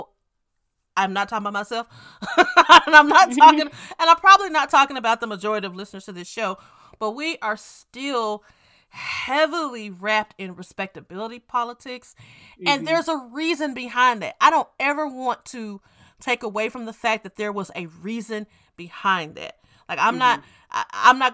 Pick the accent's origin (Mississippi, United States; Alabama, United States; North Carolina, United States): Mississippi, United States; we are from Mississippi